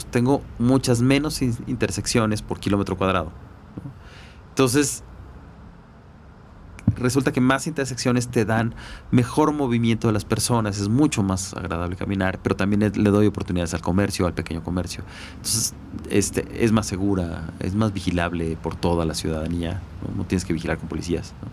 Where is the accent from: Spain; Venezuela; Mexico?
Mexico; Mexico City; muy complicados eh, siendo chilangos y siendo humanos. Eh, sí, sin duda, ¿no? Y además esta ciudad es muy diversa, hasta la forma de hablar.